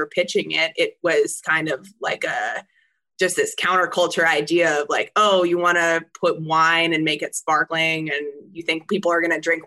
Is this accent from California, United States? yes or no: yes; California, United States; I grew up in California